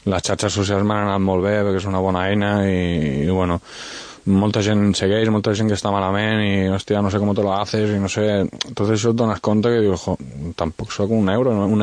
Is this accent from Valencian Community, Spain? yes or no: yes; Vinaròs, Valencian Community, Spain; born there; són de la meva terra, bueno, jo vaig néixer a Vinaròs, són valencians